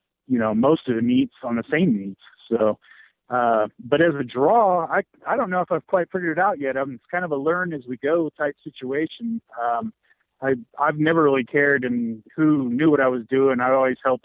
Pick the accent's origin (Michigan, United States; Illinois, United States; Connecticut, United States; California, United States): Illinois, United States; Murphysboro; Murfreesboro, Illinois. That's my hometown